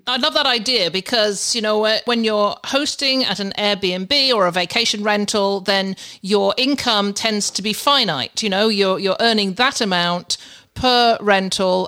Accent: United Kingdom; I'm I'm a Brit- I'm British.

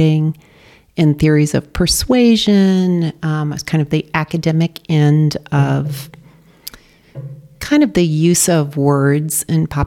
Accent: Dallas, Texas, United States; also born or lived in London, United Kingdom; now in Darien, United States; Originally from Texas

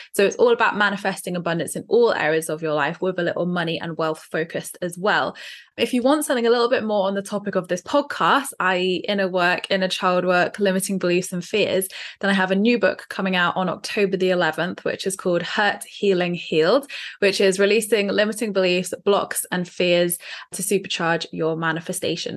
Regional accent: Dorset, South West England, United Kingdom; from Dorset

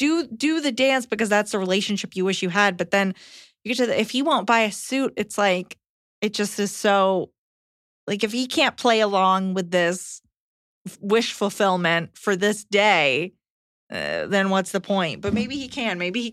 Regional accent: New York, United States; I am from New York and have family in Texas.

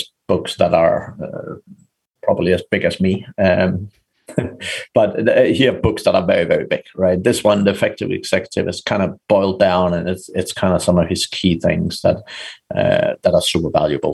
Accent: Denmark; moved away as an adult; also born or lived in Ireland; I'm from Denmark originally, but I got a job moving to Ireland

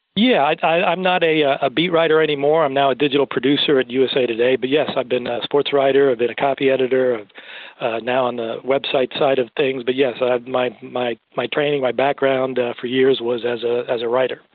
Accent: Cuba; I was born in Cuba as well

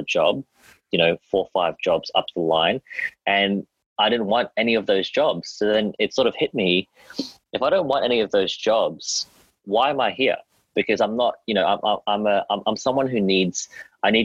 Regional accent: Australia; accent: Australian; I'm Australian

